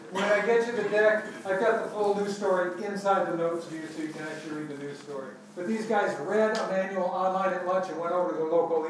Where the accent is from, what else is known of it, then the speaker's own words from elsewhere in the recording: New York City, New York, United States; I'm from New York City. How many people have heard of New York City?